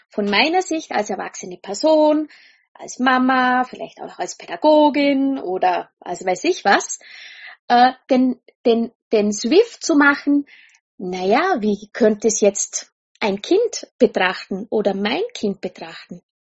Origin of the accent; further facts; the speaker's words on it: Austria; wenn ich nicht dazwischen Schaftel, sagt man bei uns in Österreich, ja.